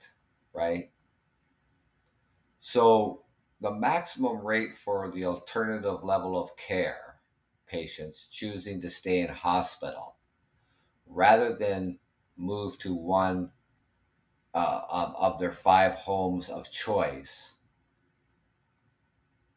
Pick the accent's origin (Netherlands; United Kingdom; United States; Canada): Canada; I'm Canadian